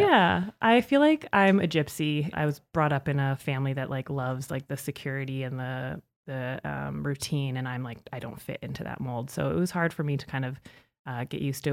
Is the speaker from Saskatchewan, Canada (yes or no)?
yes; Saskatchewan, Canada; moved away as an adult; now in Calgary, Canada; I grew up in Saskatchewan